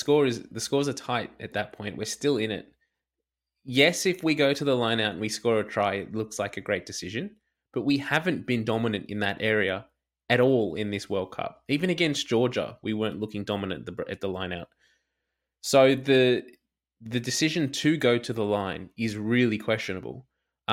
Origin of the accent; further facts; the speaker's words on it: Australia; as an Australian rugby fan